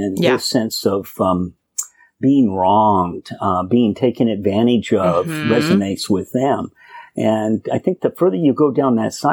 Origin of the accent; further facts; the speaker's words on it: Sierra Nevada, California, United States; I grew up in Trump country, grew up in the Sierra Nevadas in a small logging town.